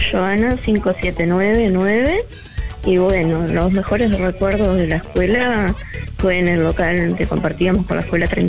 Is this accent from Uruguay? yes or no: yes; José Enrique Rodó, Soriano, Uruguay; moved away as an adult; now in Juan Lacaze, Uruguay; yo vine a los 20 años acá con la casa, yo soy de Rodó, departamento soberano